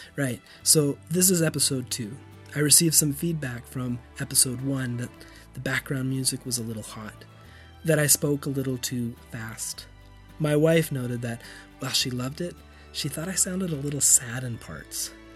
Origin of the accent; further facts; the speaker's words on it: Canada; moved away as an adult; also born or lived in Europe; As a kid growing up in Canada, castles and old towns were the things of stories, not our normal